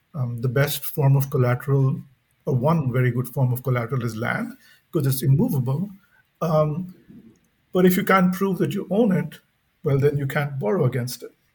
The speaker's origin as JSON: {"language": "English", "country": "India", "tie": "born or raised there", "said": "growing up in India"}